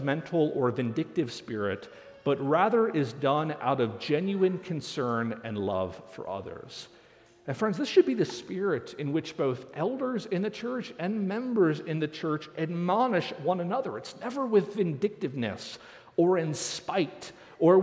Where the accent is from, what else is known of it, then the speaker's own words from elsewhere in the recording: Northeast, United States; now in Nebraska, United States; I grew up in the Northeast